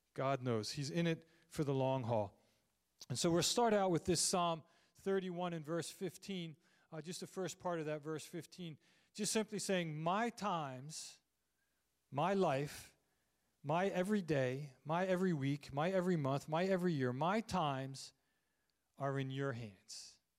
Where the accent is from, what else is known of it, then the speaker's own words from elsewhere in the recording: Landisville, Pennsylvania, United States; also born or lived in Phoenixville; I grew up in Landisville